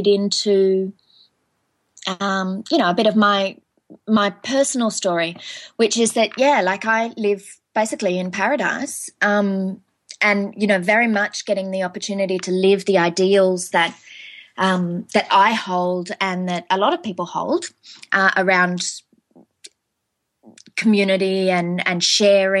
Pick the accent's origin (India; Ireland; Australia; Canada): Australia; also born or lived in mid-north coast of New South Wales; I am obviously Australian